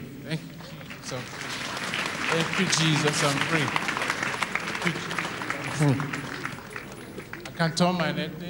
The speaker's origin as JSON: {"language": "English", "region": "Abia", "country": "Nigeria", "said": "I'm from Abia State in Nigeria."}